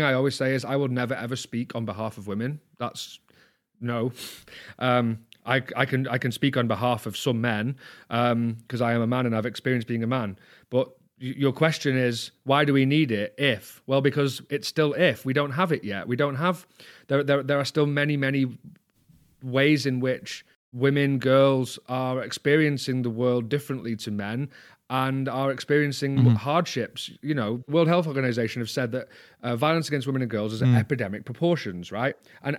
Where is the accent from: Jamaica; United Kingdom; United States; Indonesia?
United Kingdom; England; I'm a Northerner, okay. So I use pi.